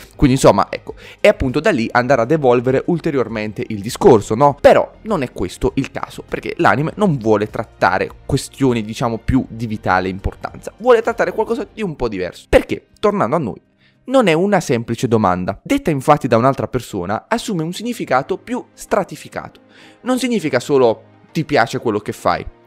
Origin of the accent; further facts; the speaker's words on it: Bari, Apulia, Italy; sono di Bari